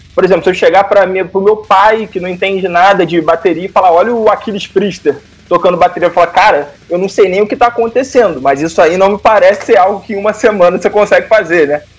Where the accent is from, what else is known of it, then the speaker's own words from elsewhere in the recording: Rio de Janeiro, Brazil; also born or lived in Paraíba do Sul; eu sou do Rio de Janeiro, capital, mas morei no interior do Rio de Janeiro, numa cidade chamada Paraíba do Sul